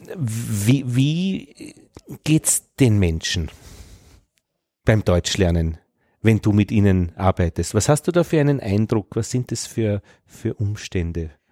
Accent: Upper Austria, Austria; als Oberösterreicher

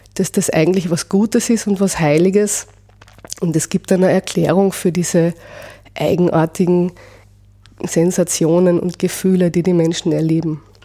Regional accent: Austria; also born or lived in Vienna; bei uns in Österreich

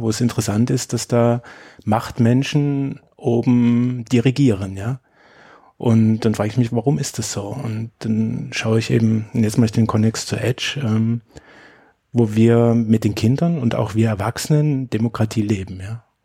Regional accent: Germany; Also ich bin in der DDR aufgewachsen

